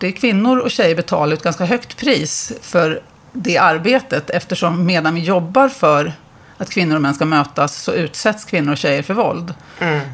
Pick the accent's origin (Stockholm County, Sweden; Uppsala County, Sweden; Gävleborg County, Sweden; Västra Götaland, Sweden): Uppsala County, Sweden; Uppsala; i Uppsala, där jag kommer ifrån